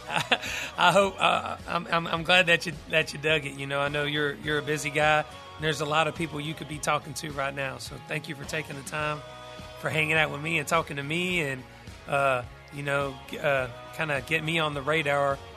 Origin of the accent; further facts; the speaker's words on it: Douglasville, Georgia, United States; about my hometown, uh, Douglasville, Georgia.